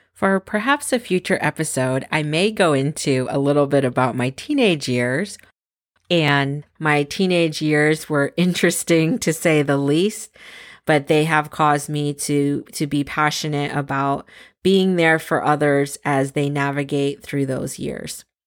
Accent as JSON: {"language": "English", "town": "San Francisco", "region": "California", "country": "United States", "tie": "born or raised there", "also_born_or_lived": "Boston / Scranton, Pennsylvania", "moved": "as an adult", "lives_now": "East Coast, United States", "said": "I was born in San Francisco, California, first generation American with both my parents emigrating from the Philippines"}